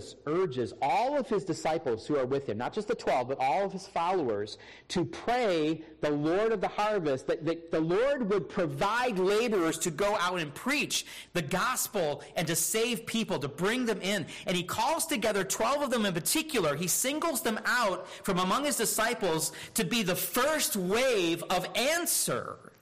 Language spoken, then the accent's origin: English; Michigan, United States; also born or lived in Minnesota; now in South Carolina, United States; I grew up in Michigan